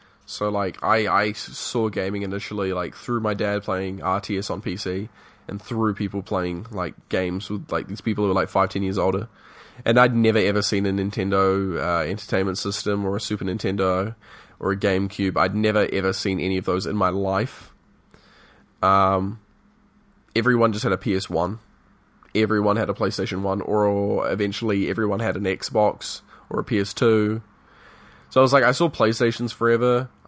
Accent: England, United Kingdom; And so we even though we're like came from England, we say a lot of things in the same way and manner that like the Americans do.

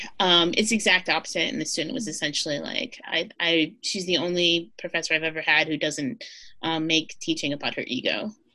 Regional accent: Orlando, Florida, United States; I'm from Orlando. I'm a graduate student here at Florida State University.

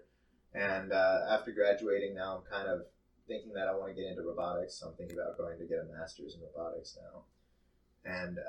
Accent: Medford, United States; I grew up in Medford

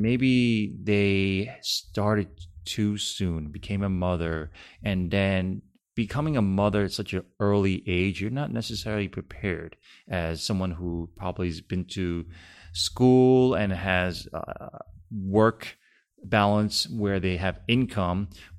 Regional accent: California, United States; I'm from Cali

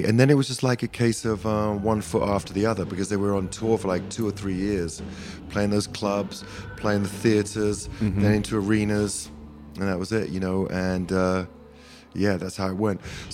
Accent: England, United Kingdom; moved away as an adult; now in United States; I'm a nationalized American, half American, half English

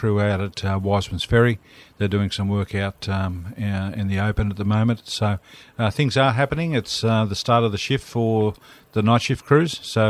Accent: Blue Mountains, New South Wales, Australia; I'm from the Blue Mountains.

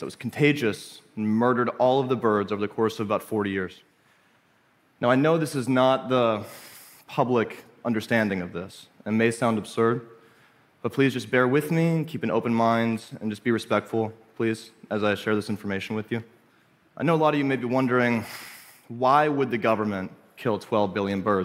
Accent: Little Rock, Arkansas, United States; I grew up in Arkansas, in Little Rock, where I was homeschooled on the outskirts of town

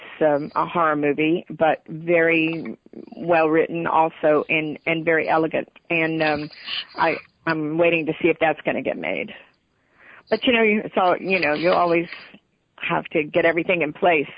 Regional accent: Texas, United States; I'm from Texas

